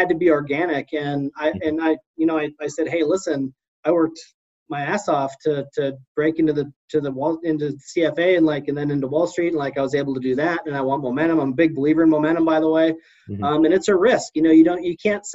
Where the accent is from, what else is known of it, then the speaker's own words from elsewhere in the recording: Midwest, United States; I'm from the Midwest